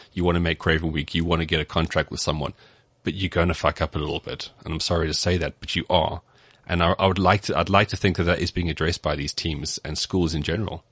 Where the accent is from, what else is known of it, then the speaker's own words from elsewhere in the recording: Cape Town, Western Cape, South Africa; I grew up in Cape Town